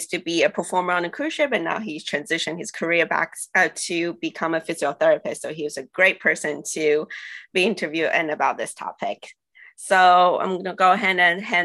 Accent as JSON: {"language": "English", "country": "Taiwan", "moved": "yes", "lives_now": "Atlanta, United States", "said": "I'm from Taiwan originally, and I'm now based in Atlanta, Georgia, in the USA"}